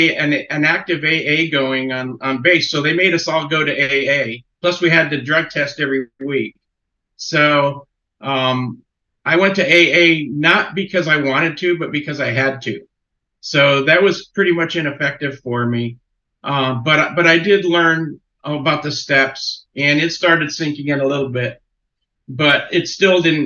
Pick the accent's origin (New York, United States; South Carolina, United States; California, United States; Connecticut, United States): Connecticut, United States; I was born in Connecticut and grew up in the 60s